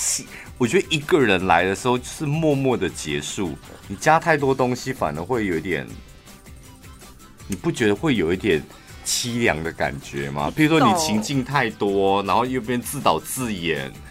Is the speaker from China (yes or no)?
no; central Taiwan, Taiwan; 我们中部人真好厉害哦！